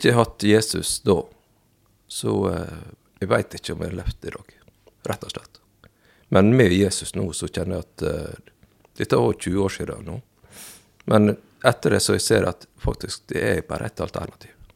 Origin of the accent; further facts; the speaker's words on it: Fosnavåg, Møre og Romsdal, Norway; also born or lived in South Korea; jeg vokste opp i Fosnavågen. Ja. I Herøy kommune.